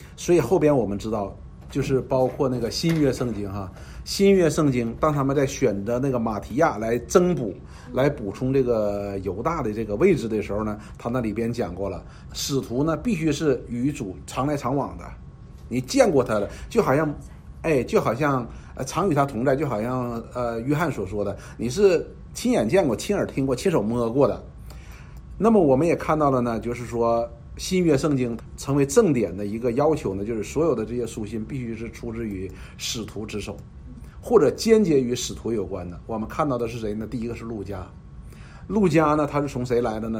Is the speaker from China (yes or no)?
yes; China; 我们中国人